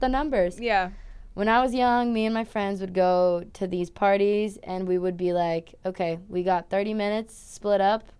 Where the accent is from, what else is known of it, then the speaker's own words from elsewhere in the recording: São Paulo, Brazil; moved away as an adult; also born or lived in Switzerland; now in United States; I'm originally from Brazil in a city and state called Sao Paulo